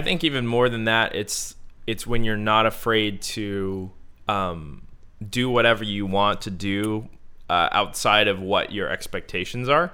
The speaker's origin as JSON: {"language": "English", "town": "Bowie", "region": "Maryland", "country": "United States", "tie": "born or raised there", "moved": "as an adult", "lives_now": "Southern California, United States", "said": "we both grew up in Bowie, Maryland."}